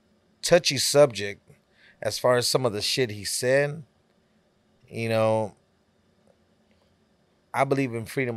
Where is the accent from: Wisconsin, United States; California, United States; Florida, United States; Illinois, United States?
California, United States; You know, when I grew up in Cali, you know, to me, I would always see, all I seen was, you know, gangs